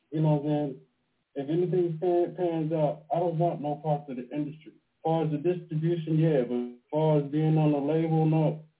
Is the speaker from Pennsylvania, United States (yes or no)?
yes; Pittsburgh, Pennsylvania, United States; now in Baltimore, United States; I'm calling from Baltimore right now, but I'm from Pennsylvania, from Pittsburgh.